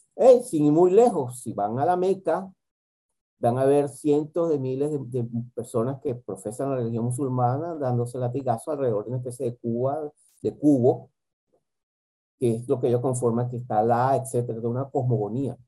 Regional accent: Venezuela; moved away; mi país de origen, que es Venezuela

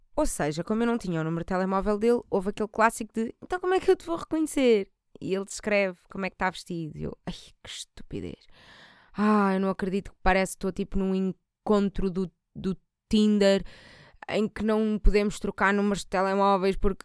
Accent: Portugal; eu também sou da margem sul

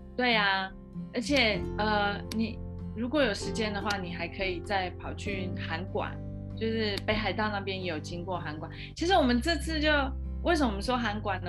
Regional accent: Taiwan; 有点像我们台湾没有的品种，

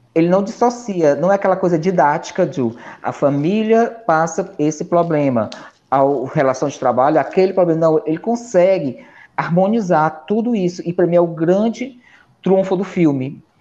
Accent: Ceará, Brazil; como cearense

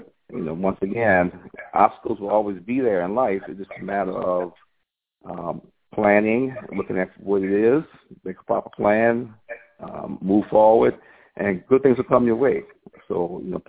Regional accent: New Orleans, Louisiana, United States; moved away as an adult; now in Valdosta, United States; I'm originally from New Orleans, Louisiana, and I came to South Georgia by way of Hurricane Katrina back in 2005

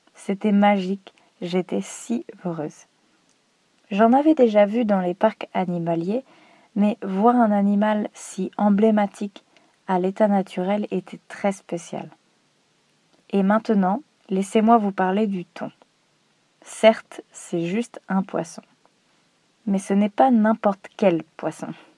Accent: France; je suis française

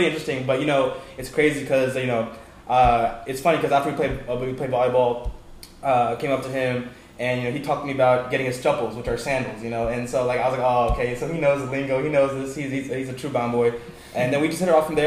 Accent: Dallas, Texas, United States; now in Tampa, United States; I'm from Dallas, Texas

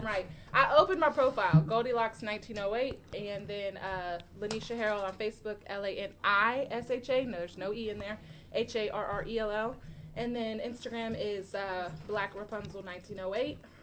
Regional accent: Lawrence, Kansas, United States; I grew up in Lawrence, Kansas

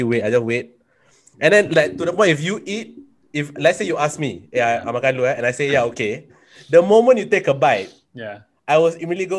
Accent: Singapore; first language Malay; I'm from Singapore.

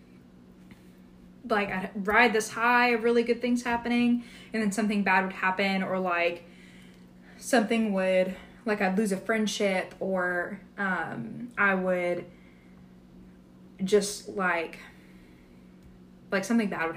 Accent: a suburb of Dallas, Texas, United States; I grew up in Texas, went to church, in a suburb of Dallas, which is where I grew up, like, most of my life I grew up there

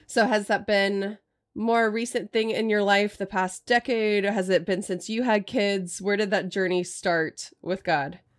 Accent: Austin, Texas, United States; also born or lived in Portland area; now in Portland, United States; I grew up in Austin

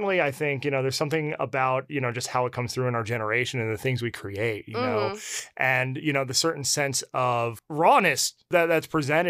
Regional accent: New Jersey, United States; Yeah, I can say this being from the Northeast, what a difference between the West Coast and Northeast. I'm from New Jersey.

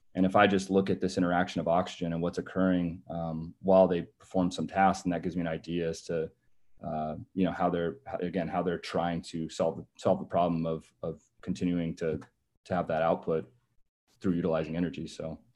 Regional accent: California, United States; moved away as an adult; also born or lived in Massachusetts / Memphis, Tennessee; I'm originally from California, so, um, you know, born and raised

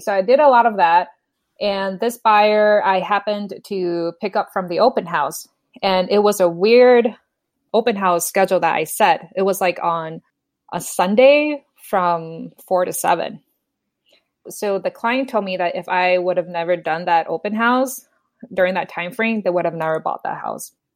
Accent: Minnesota, United States; moved away as an adult; also born or lived in Bay Area, California; now in San Jose, United States; I was born and raised in Minnesota, so after I got my bachelor's degree, I moved to the Bay Area

